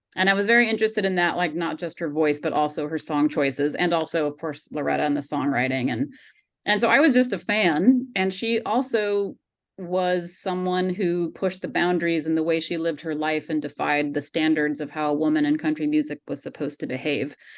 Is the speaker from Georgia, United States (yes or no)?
yes; Georgia, United States; I grew up in Georgia